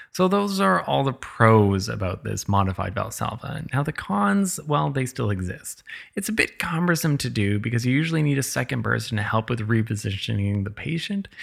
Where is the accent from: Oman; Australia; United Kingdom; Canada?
Canada; I'm Canadian